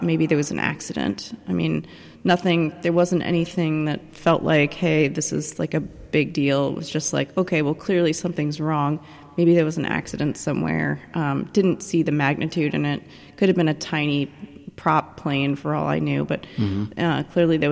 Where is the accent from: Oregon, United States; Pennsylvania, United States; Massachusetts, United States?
Oregon, United States; moved away as an adult; also born or lived in Belfast; I'm from the West Coast originally, so I was flying home to Oregon to be with my parents.